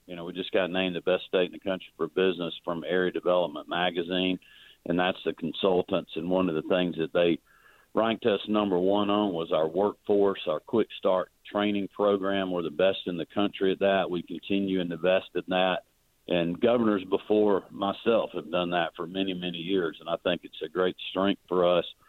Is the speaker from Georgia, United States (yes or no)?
yes; Oglethorpe County, Georgia, United States; I've spent a lot of time growing up in Oglethorpe County